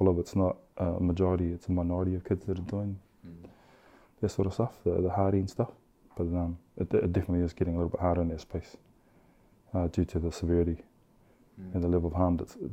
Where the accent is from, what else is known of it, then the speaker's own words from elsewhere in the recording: Christchurch, Canterbury, New Zealand; also born or lived in Australia; I grew up in obviously in Christchurch, Shirley, and parts of that was back in Oz. So, you know, right through primary school, intermediate, and high school, I was back and forth.